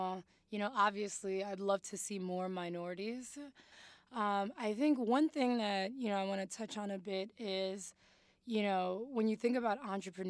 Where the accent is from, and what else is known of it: New York City, New York, United States; born or raised there; also born or lived in Mali / Harlem